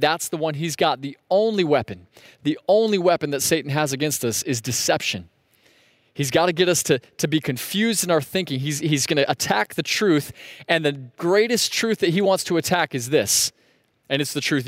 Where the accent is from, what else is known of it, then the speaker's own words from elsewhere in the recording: Sebring, Florida, United States; growing up in Sebring, we'd go north on U S twenty-seven